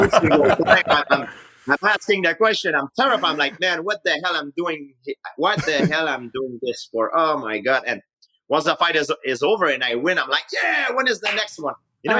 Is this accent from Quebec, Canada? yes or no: yes; Saint-Isidore, Quebec, Canada; English is a second language; I grew up in Canada. It's a nice country. I can't complain about it. But it doesn't mean because you're born and raised in a nice country